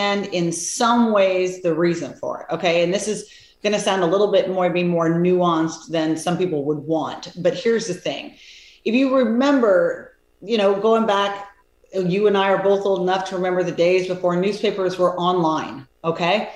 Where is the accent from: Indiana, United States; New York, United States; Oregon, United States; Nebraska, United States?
Oregon, United States; moved away as an adult; also born or lived in Europe; I grew up in Oregon. I hadn't been really out of the country ever